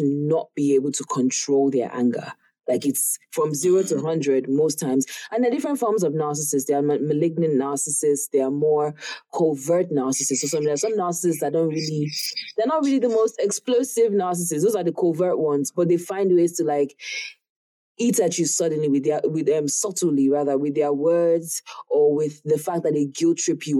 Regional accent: Nigeria; the way we grew up in Africa or Nigeria

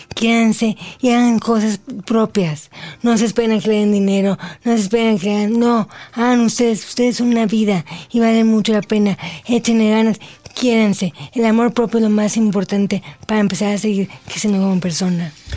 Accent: Mexico; soy la primera mexicana en llevar eh, el nombre de México muy en alto

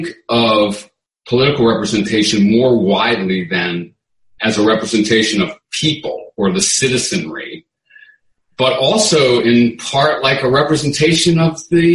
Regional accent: New Orleans, Louisiana, United States; we come from New Orleans

